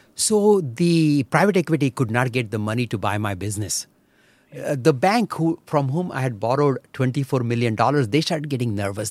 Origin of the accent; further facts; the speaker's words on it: Belagavi, Karnataka, India; English is a second language; moved away as an adult; also born or lived in Chikodi, India / Mumbai, India; now in Michigan, United States; we stayed around Belgaum for huh. my 18 years of my life.